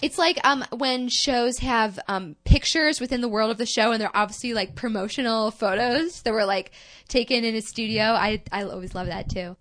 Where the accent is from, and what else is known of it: United States